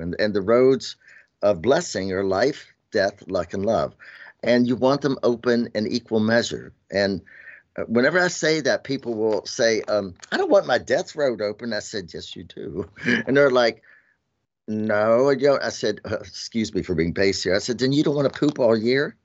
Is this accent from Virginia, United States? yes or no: yes; Shenandoah Valley, Virginia, United States; I'm Southern and Appalachian, you know, and I grew up in Shenandoah Valley